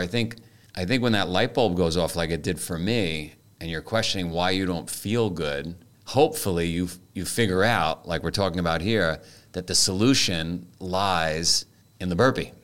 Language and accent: English; New York City, New York, United States; I grew up in Queens in the nineteen seventies.